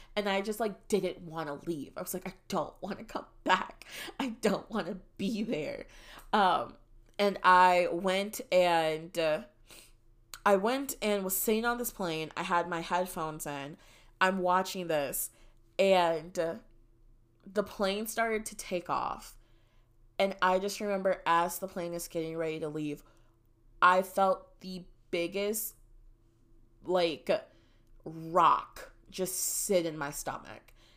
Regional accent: Wisconsin, United States; moved away as an adult; now in Texas, United States; growing up in Wisconsin.

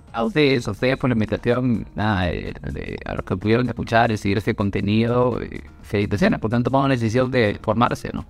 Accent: Peru; soy de Perú

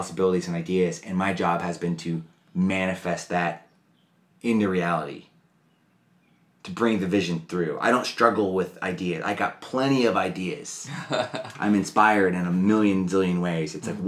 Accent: Georgia, United States; born there; also born or lived in Alabama / Florida / Mississippi / Tennessee; I was born in Georgia. So I've lived in Alabama, Georgia, Florida, Mississippi, and Tennessee.

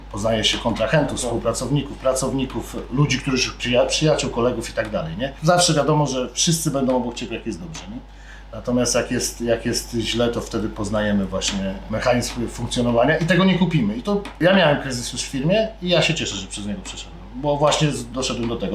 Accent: Poland; urodziłem się w tym kraju, kocham ten kraj

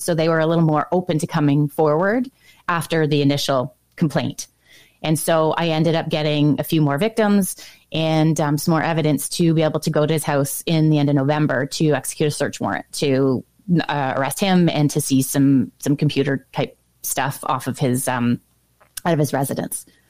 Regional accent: Ontario, Canada; growing up in Ontario, specifically where I did, which was on the border of St. Lawrence River

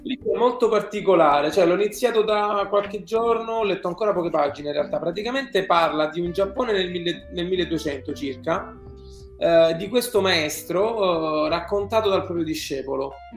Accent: Southern Italy, Italy; moved away as an adult; da buon, da buon terrone

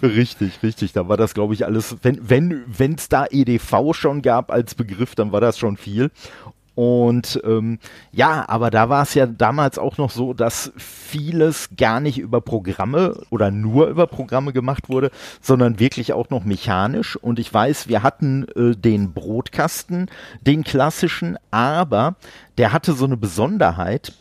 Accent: Dortmund, North Rhine-Westphalia, Germany; now in Duisburg, Germany; ich wohne in Duisburg. Gebürtig, äh, bin ich aus Dortmund

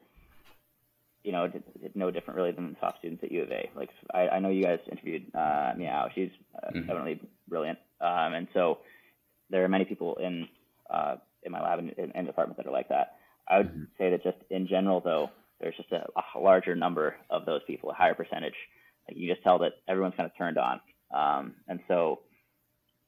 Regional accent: Canada; now in United States; as a Canadian and working in the field I'm in the United States

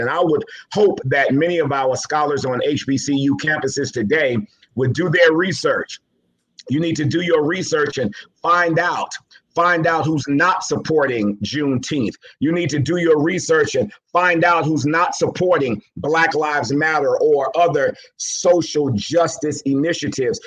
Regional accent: New York City, New York, United States; also born or lived in Savannah, Georgia; raised in Jamaica, Queens, New York

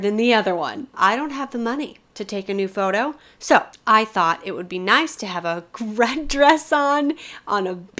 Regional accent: Colorado, United States; I'm from Colorado

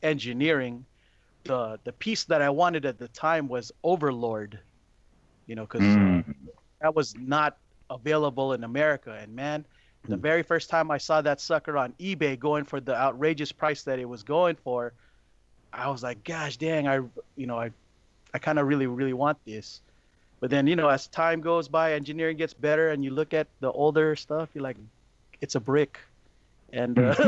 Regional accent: California, United States; also born or lived in Philippines; I was born in California, I spent the first 5 years of my life in the Philippines

